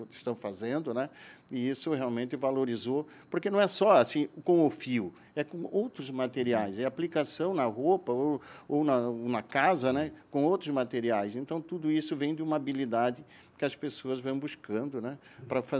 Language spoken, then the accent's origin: Portuguese; Rio do Oeste, Santa Catarina, Brazil; also born or lived in Rio do Sul; Eu, eu, eu, eu, eu, sou natural aí do Alto Vale de Itajaí, né?